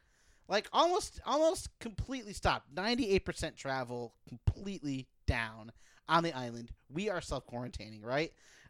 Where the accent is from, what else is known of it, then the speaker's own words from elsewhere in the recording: Waterbury, Connecticut, United States; my hometown Waterbury